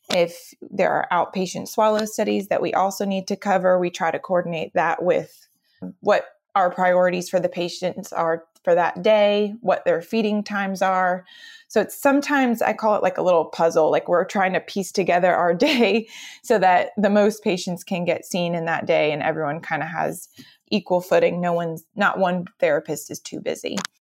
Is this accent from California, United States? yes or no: no; Cary, North Carolina, United States; So I am originally from the Raleigh area. Cary, North Carolina is my hometown